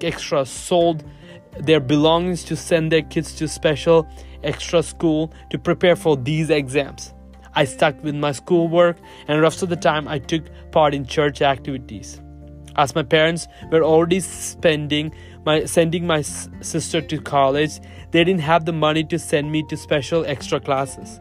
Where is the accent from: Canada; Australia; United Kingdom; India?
India; South Asia, "God's own country" state, Kerala; I remember growing up in South Asia. My motherland is one of the most beautiful places in the world. It is very much like Hawaii. My state is known as God's own country